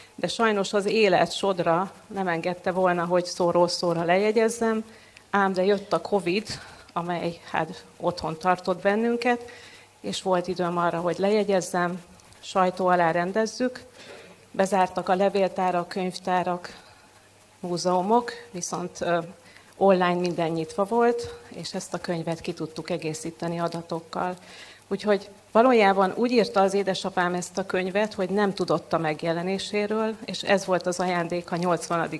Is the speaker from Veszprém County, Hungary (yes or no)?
yes; Veszprém, Veszprém County, Hungary; moved away as an adult; now in Budapest, Hungary; gyökérszállal kötődöm Veszprémhez, itt születtem